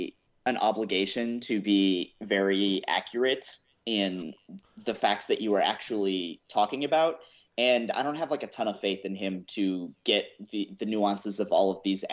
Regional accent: United States; I'm just an American

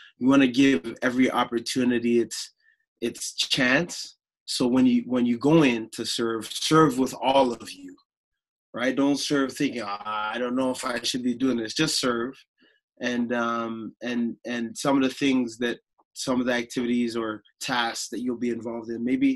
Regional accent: Toronto, Ontario, Canada; also born or lived in Chicago, Illinois; I grew up in the Toronto area

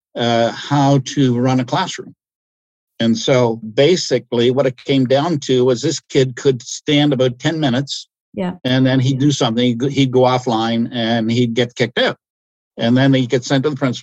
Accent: Ontario, Canada; I'm from Ontario

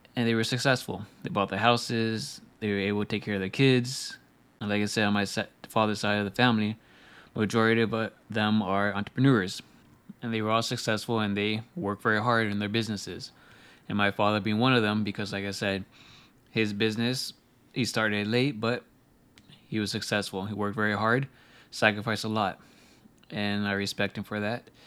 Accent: United States; As American

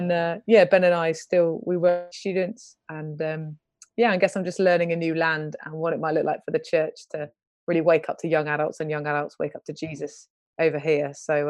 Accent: East of England, United Kingdom; accent: North London; also born or lived in York; So my accent is North London. So I grew up in Hertfordshire, rural, to be honest. Tiny church, tiny youth group, great time.

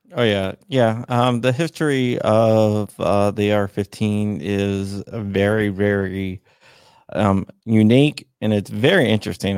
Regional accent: Arlington, Virginia, United States; also born or lived in Loudoun County, Virginia; I'm born and raised in Northern Virginia.

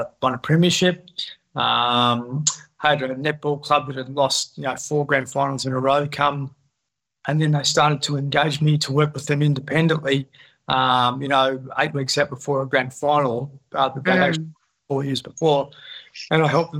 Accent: Horsham, Victoria, Australia; moved away; I come from Outback Victoria. I went back there to help my dad out

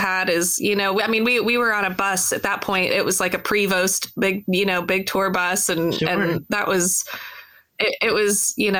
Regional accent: Dallas, Texas, United States; moved away as an adult; also born or lived in Boston / Nashville; after I moved back home from Boston. I moved back to Dallas

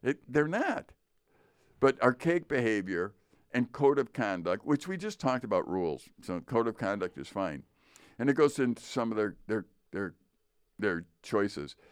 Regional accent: Chicago, Illinois, United States; I grew up in Chicago, as did you. I grew up in the Polish area of Chicago.

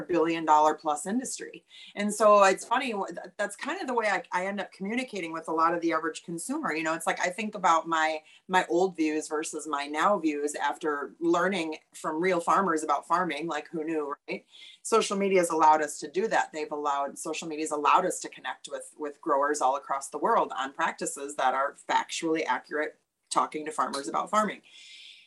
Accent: Oshkosh, Wisconsin, United States; moved away as an adult; also born or lived in Los Angeles / Chicago; I grew up around agriculture. I'm originally from Oshkosh, Wisconsin.

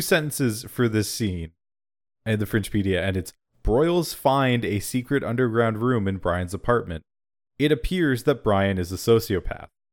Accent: Canada; I'm fucking Canadian there, eh?

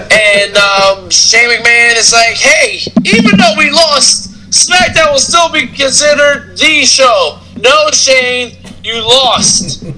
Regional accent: Kentucky, United States; Well, first of all, I'm actually from Kentucky.

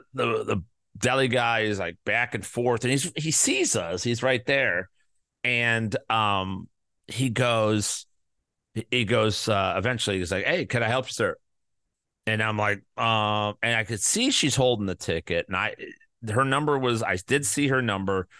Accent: Midwest, United States; I'm from the Midwest.

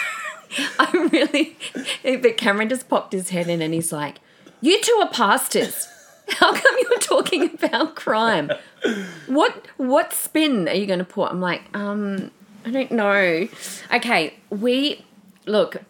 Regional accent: Adelaide, South Australia, Australia; I grew up in Adelaide

